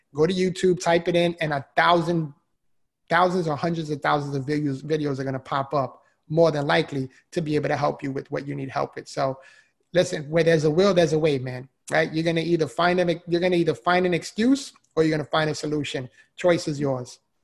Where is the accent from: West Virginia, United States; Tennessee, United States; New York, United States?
New York, United States; New York City; moved away as an adult; now in Florida, United States; so I'm originally from the Bronx, New York. If you can't already hear the accent